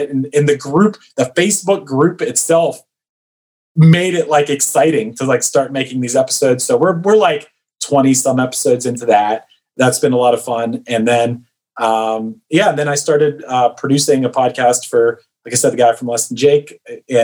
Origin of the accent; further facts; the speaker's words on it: Pittsburgh, Pennsylvania, United States; I'm from Pittsburgh